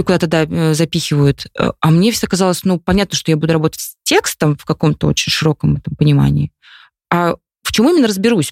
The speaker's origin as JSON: {"language": "Russian", "town": "Khimki", "region": "Moscow Oblast", "country": "Russia", "tie": "born or raised there", "said": "я выросла в Химках"}